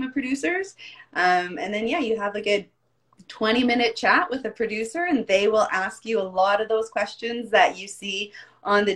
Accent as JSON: {"language": "English", "town": "Calgary", "region": "Alberta", "country": "Canada", "tie": "born or raised there", "said": "not born here, but I moved here when I was about four. So I'm okay. Pretty much Calgarian through and through."}